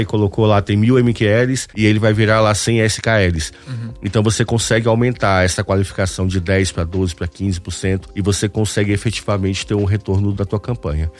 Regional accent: Northeast Region, Brazil; eu sou do Nordeste e lá não, não precisa estar agasalhado

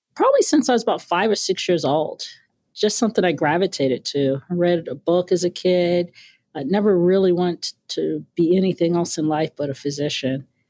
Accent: New York City, New York, United States; moved away as an adult; also born or lived in Brooklyn, New York; raised in Queens

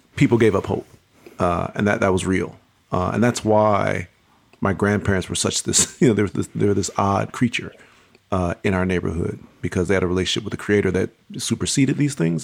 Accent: Pontiac, Michigan, United States; I was born and raised in Pontiac, Michigan

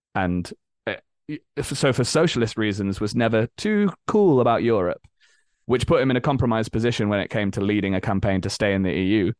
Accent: Leeds, Yorkshire and the Humber, United Kingdom; moved away as an adult; now in London, United Kingdom; I grew up in Leeds in the north of England.

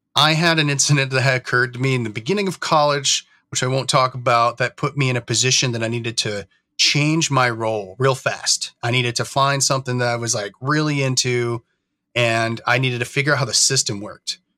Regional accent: New York, United States; moved away as an adult; now in Oregon, United States; I grew up in New York, actually. Um, it's kind of more where, where I'm from, and I moved out to Oregon in, in two thousand and seven

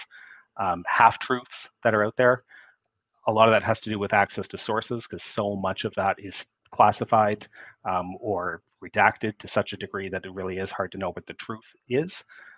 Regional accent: Canada; I'm a Canadian

